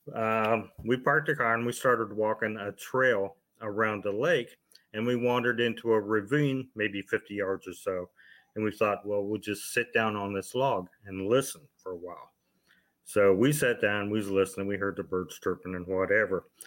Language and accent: English; Ohio, United States; I'm originally from Ohio